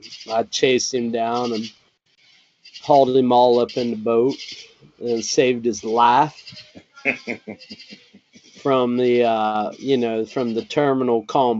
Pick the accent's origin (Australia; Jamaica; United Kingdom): Jamaica; I'm Jamaican.